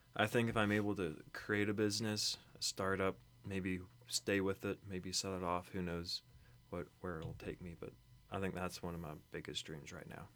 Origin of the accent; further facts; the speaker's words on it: Kentucky, United States; I was born in Kentucky.